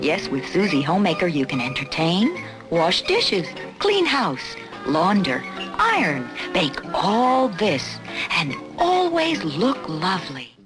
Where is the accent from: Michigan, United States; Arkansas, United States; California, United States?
Arkansas, United States; Little Rock; I grew up in Little Rock, Arkansas